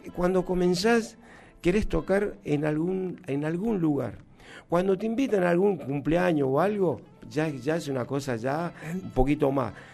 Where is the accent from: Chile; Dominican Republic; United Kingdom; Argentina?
Argentina; Humahuaca, Jujuy; yo soy de la, de la, provincia de Jujuy, un lugar donde se llama Humahuaca. Es una localidad eh, hoy turística, muy, muy hermoso. Y este, de ahí, ahí, ahí nací yo.